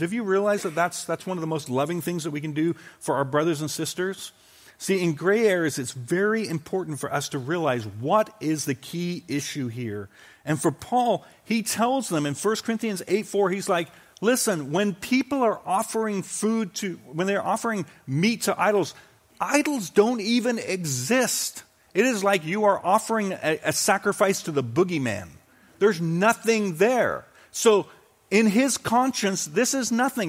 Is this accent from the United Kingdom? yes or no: yes; United Kingdom; moved away; growing up in Britain